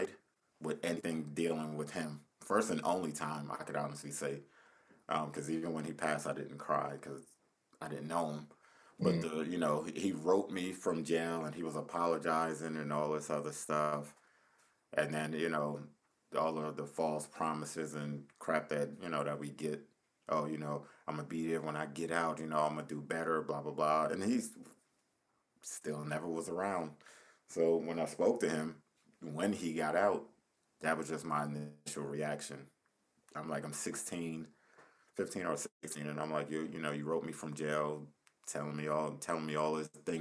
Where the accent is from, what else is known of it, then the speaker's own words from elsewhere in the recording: Paterson, New Jersey, United States; I'm from Patterson